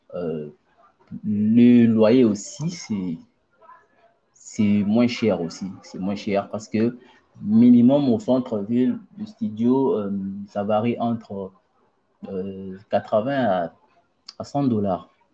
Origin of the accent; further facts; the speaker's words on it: Mbuji-Mayi, Kasai-Oriental, DR Congo; moved away as an adult; also born or lived in Kinshasa; now in Tunisia; je suis né à Mbujimaï, j'ai grandi à Mbujimaï et j'avais déménagé de Mbujimaï à Kinshasa en 2014